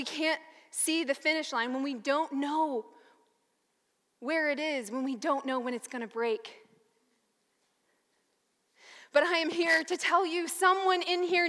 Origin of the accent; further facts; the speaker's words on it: the South, United States; I'm from the South, and we grew up mainly here